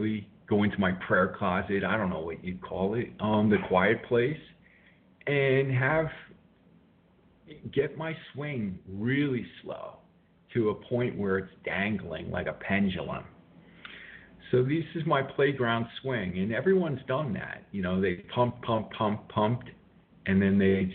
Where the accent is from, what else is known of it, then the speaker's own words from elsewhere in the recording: New York City, New York, United States; moved away as an adult; now in West Coast, United States; I'm a New Yorker